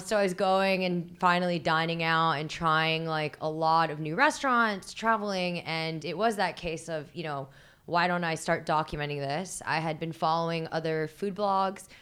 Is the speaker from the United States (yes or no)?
no; Philippines; I'm Filipino